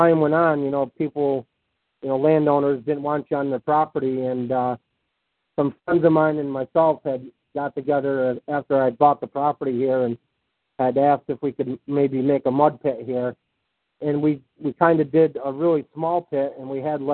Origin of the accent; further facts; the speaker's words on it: Bennington, Vermont, United States; I'm born and raised here from Bennington